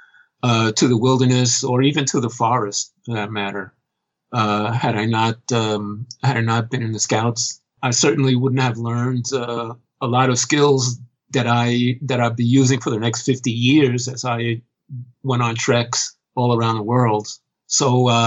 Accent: New York City, New York, United States; My parents moved here when I was 1 year old. So I wasn't actually born in New York City, but it's the only place I've ever really known. I've been living here, again, since I was 1 year old, back when dinosaurs ruled the earth. And grew up here in the city.

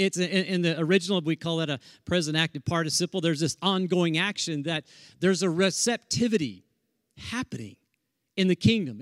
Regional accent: Tornado Alley, Oklahoma, United States; moved away; we're from Tornado Alley

